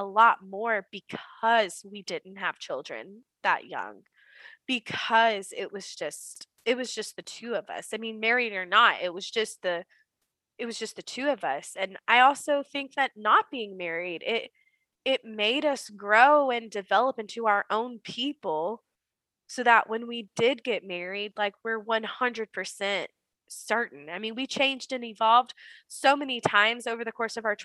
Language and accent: English; the South, United States; growing up in the South, we are taught as women that part of this Southern Belle